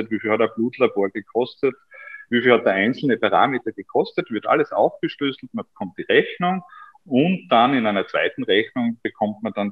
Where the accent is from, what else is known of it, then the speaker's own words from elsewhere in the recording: Styria, Austria; ich komme aus der Obersteiermark und es ist halt dann schon ganz was Besonderes